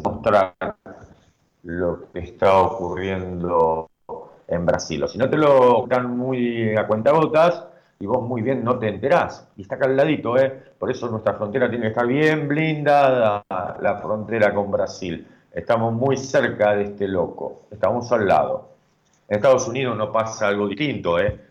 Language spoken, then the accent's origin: Spanish; Argentina; nosotros como República Argentina